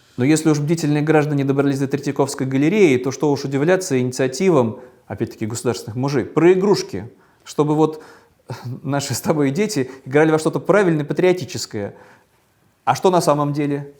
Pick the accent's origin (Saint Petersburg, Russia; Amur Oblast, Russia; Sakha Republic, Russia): Saint Petersburg, Russia; в моем родном Петербурге